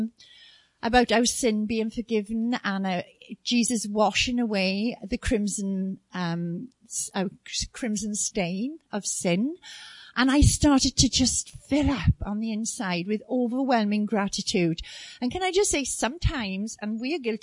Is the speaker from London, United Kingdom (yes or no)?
no; South Wales, United Kingdom; we were born and brought up in South Wales, which is in the UK.